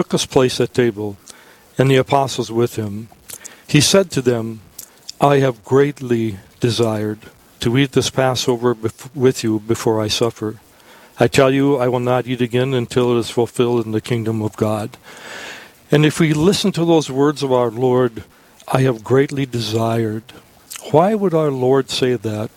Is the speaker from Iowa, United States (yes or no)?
no; Aberdeen, South Dakota, United States; I'm from Aberdeen